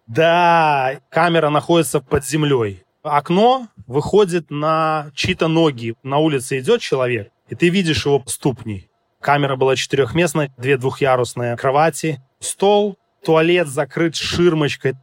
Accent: Belarus; moved away; я с Белоруссии

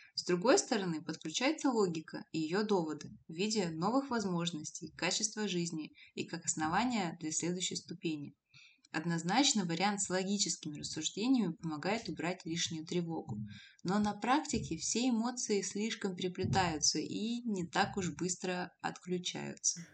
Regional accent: Abakan, Khakassia, Russia; moved away as an adult; also born or lived in Novosibirsk; из Новосибирска в родной город Абакан

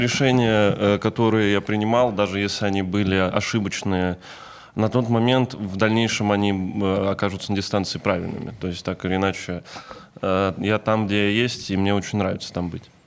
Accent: Kovrov, Vladimir Oblast, Russia; moved away; я из Коврова, это рядом

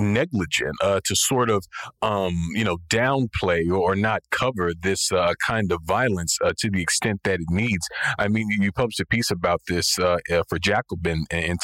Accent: Pensacola, Florida, United States; Pensacola, Florida, which happens to be my hometown

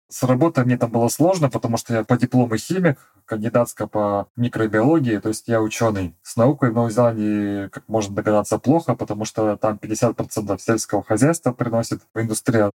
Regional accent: Irkutsk, Irkutsk Oblast, Russia; moved away as an adult; also born or lived in New Zealand / Perth / Sydney; now in Gold Coast, Australia; Я из Восточной Сибири, из Иркутска

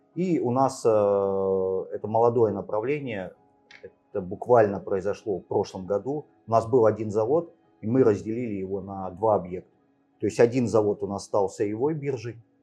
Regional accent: Angren, Tashkent Region, Uzbekistan; also born or lived in Siberia; Родился в Сибири. Э, в советское время родители переехали в Узбекистан. Вот, э, юность прожил там

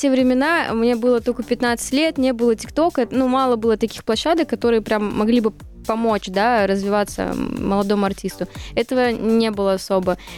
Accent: Siberia, Russia; now in Moscow, Russia; Я живу с родителями. Вот как мы переехали, да, э, с Сибири мы переехали в Москву, купили квартиру, я так и живу.

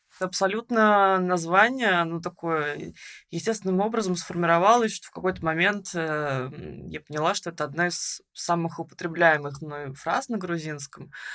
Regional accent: Russia; moved away as an adult; now in Tbilisi, Georgia; мы обе из России

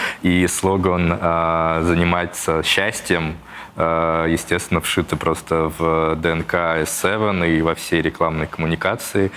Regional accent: Tver Oblast, Russia; moved away; я вот из Тверского региона, и если где-то приезжаю к э, родителям

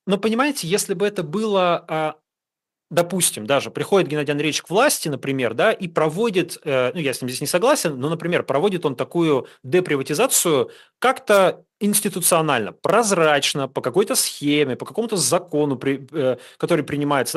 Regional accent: Urals, Russia; Я сам с Урала, я знаю этот регион

